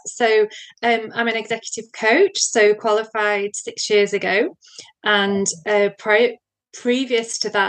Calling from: North West England, United Kingdom; So I'm in England. So I'm close to Manchester in England.

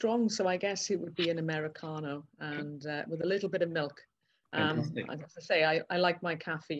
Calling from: South Wales, United Kingdom; I'm currently phoning in from South Wales

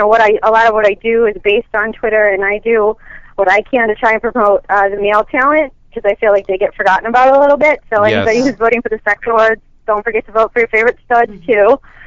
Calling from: Chicago, Illinois, United States; Hi, this is … from Chicago.

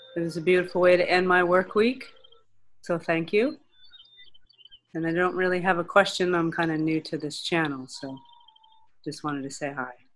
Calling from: California, United States; I'm calling from California

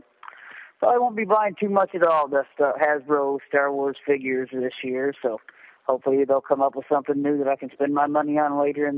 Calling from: Southern Indiana, United States; I'm calling from Southern Indiana

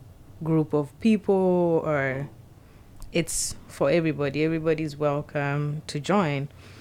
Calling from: Seattle, Washington, United States

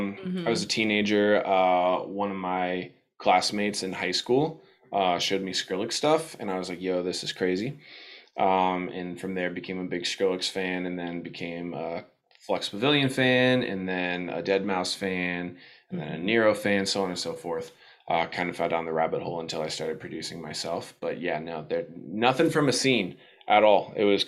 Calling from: Ohio, United States; So I'm in Ohio, kind of outside of Cleveland.

